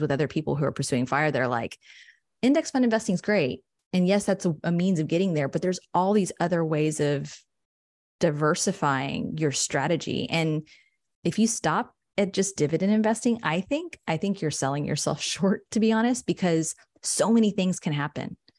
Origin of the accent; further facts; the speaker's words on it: San Angelo, Texas, United States; also born or lived in Austin; I'm from San Angelo. It's like a small central West Texas town